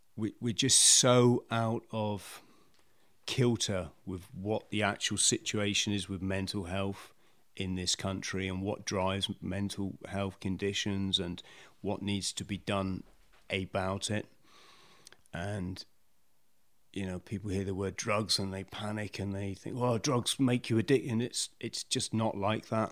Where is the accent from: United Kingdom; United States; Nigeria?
United Kingdom; South West England; also born or lived in Bromley, London; Lived in the South West most of my most of my life